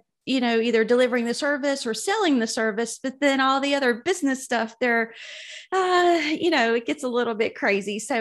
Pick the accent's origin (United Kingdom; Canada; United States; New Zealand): United States; South Georgia; moved away as an adult; now in Birmingham, United States; I'm originally from South Georgia. So I've definitely hung out in the South all of my life